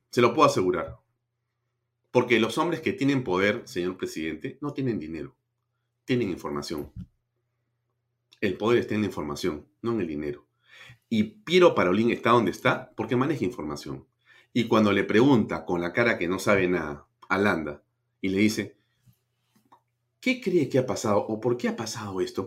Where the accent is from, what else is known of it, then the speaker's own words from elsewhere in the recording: Peru; como peruano.